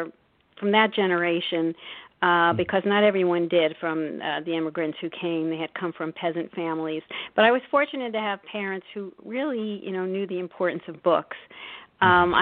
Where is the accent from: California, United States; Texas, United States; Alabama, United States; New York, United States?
New York, United States; New York City; I grew up in Brooklyn, New York, in the midst of a very large extended Italian-American family